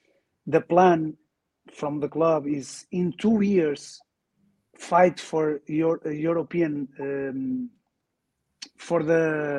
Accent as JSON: {"language": "English", "country": "Portugal", "second_language": "English", "said": "You know, I'm from Portugal. He is from Spanish. Spain. So we are near, you know."}